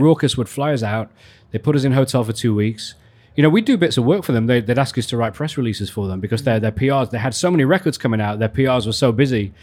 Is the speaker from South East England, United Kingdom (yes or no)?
no; Leeds, Yorkshire and the Humber, United Kingdom; moved away as an adult; also born or lived in London; in Leeds, actually, which is my hometown